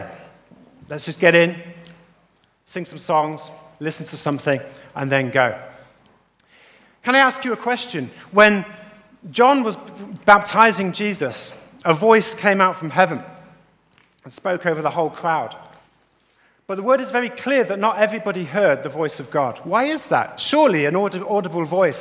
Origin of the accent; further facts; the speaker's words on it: United Kingdom; accent: British; As you can hear from my accent, I'm not from the States or anywhere else. I'm from the UK, United Kingdom.